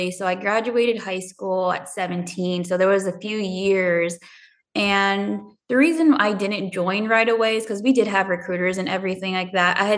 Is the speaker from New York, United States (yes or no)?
no; Southern California, United States; moved away as an adult; growing up in Southern California, we didn't have negative weather